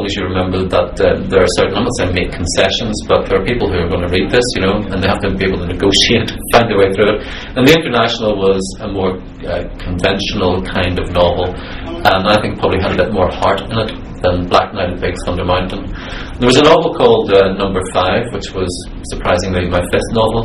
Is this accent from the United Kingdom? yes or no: yes; Belfast, Northern Ireland, United Kingdom; I'm a Northern Irish writer, because the world is so generous to Northern Ireland, I had people coming up to me and more or less sympathising with me for the tragedy of my life coming from Belfast.